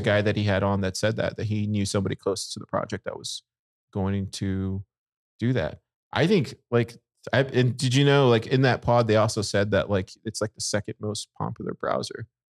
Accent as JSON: {"language": "English", "town": "Corpus Christi", "region": "Texas", "country": "United States", "tie": "born or raised there", "said": "I grew up in in Corpus"}